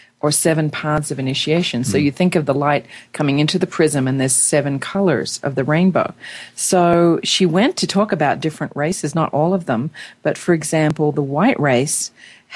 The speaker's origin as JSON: {"language": "English", "country": "Australia", "moved": "yes", "lives_now": "United States", "said": "I'm an Australian. I'm now an American. I have dual citizenship."}